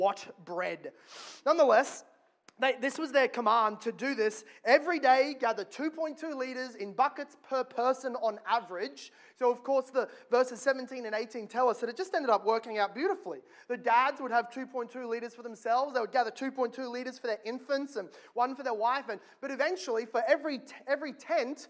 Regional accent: Australia; as an Australian

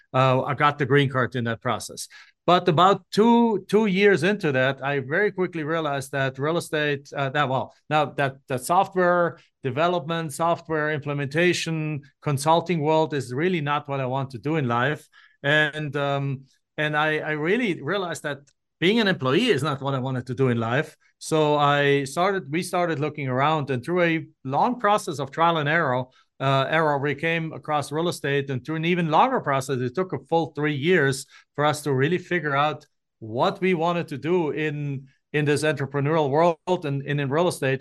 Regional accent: Germany; moved away as an adult; now in Phoenix, United States; I'm not from the United States. I'm from Germany, and I came in nineteen ninety-seven on a student exchange program to finish my college degree

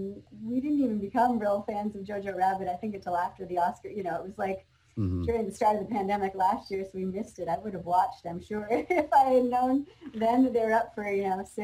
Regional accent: Canada; now in Whitehall, Ohio, United States; I'm a Canadian expat now living in Whitehall, Ohio.

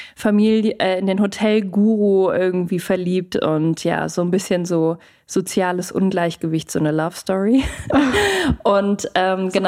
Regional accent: Munich, Bavaria, Germany; moved away; ich komme ja aus München ursprünglich

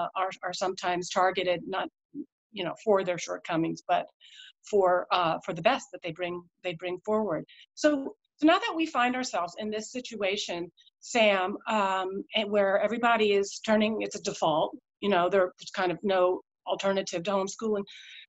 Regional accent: India; born there; moved away; My parents, I was born in India. I was new to town

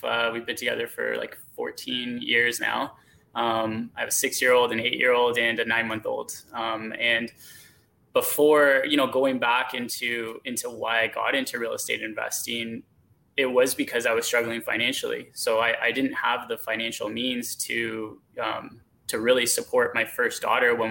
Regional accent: Hamilton, Ontario, Canada; also born or lived in Stoney Creek; So I grew up in Hamilton originally. I was born and raised in Hamilton.

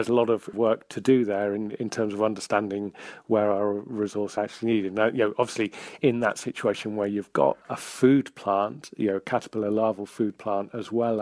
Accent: Hampshire, South East England, United Kingdom; also born or lived in northwest Wales; now in Wales, United Kingdom; I grew up in Hampshire, so my dad was an arable farmer down there

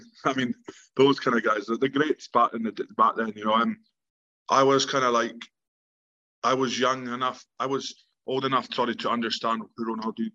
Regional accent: Invergordon, Scotland, United Kingdom; I was born in the Highlands in Invergordon. I've born and bred here, still living here as of today.

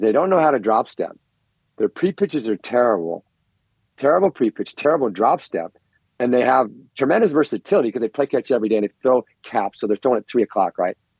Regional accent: United States; I'm an American

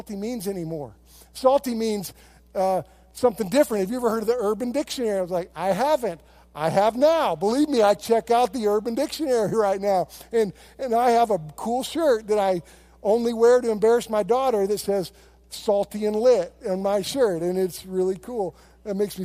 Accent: United States; I love being an American. I love being here. And I love my country

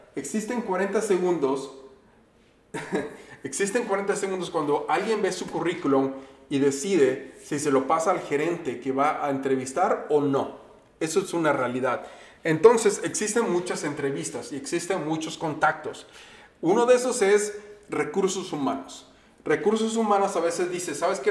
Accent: Veracruz, Mexico; now in Minnesota, United States; yo vivo en Minnesota y voy mucho a México, soy veracruzano

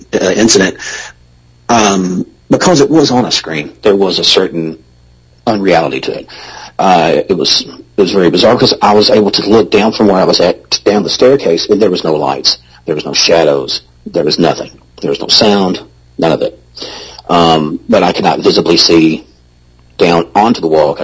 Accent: the South, United States; I'm from the South

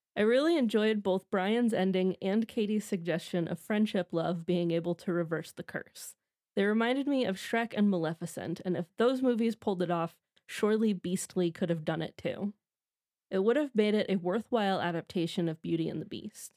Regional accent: Midwest, United States; as am

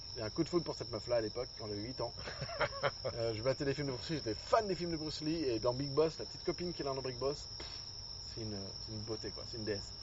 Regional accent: Angoulême, Nouvelle-Aquitaine, France; moved away as an adult; now in Japan; je suis d'Angoulême à la base

